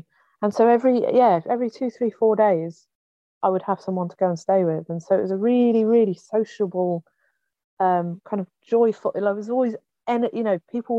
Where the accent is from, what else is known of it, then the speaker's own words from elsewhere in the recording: England, United Kingdom; moved away as an adult; now in Wales, United Kingdom; I was born in Wales. I grew up in England.